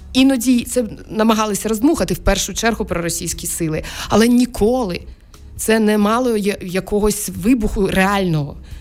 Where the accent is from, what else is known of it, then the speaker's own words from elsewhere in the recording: Crimea, Ukraine; moved away as an adult; я народилася в 76-му році в Криму